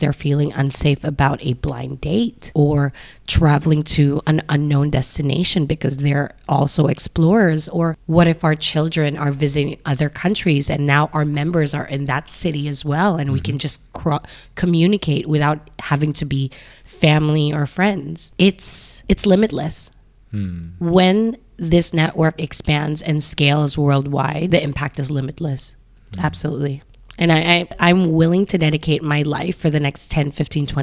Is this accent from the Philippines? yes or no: yes; Philippines; now in Hong Kong; Being Filipino, I'm neither local person or an expat